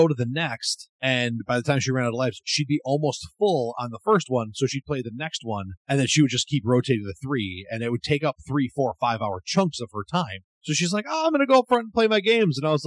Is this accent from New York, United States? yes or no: yes; Buffalo, New York, United States; I'm from Buffalo.